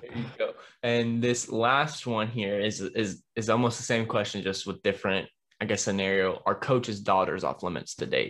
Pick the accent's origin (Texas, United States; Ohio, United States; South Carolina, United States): Texas, United States; Dallas; growing up in Dallas